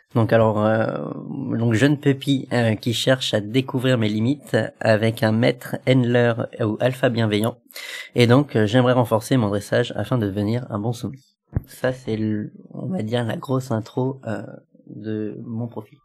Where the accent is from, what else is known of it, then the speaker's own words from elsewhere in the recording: Lyon, Auvergne-Rhône-Alpes, France; moved away as an adult; now in Paris, France; j'étais originaire de Lyon et puis là, je viens d'arriver sur Paris